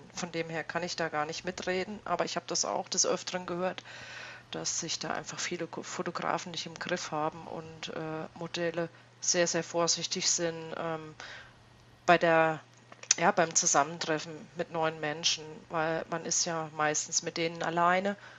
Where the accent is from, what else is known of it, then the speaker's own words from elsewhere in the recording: East Germany, Germany; ich bin ein gebürtiger Ossi